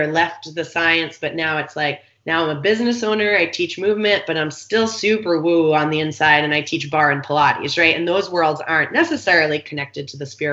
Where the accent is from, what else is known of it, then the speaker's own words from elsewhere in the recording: East Coast, United States; now in San Diego, United States; I grew up on the East Coast